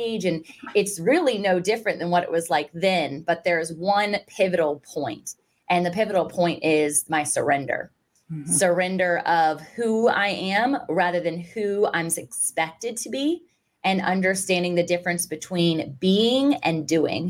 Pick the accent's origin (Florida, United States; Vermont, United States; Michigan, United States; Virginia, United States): Virginia, United States; Virginia Beach; I was born and raised and still currently reside in Virginia Beach, Virginia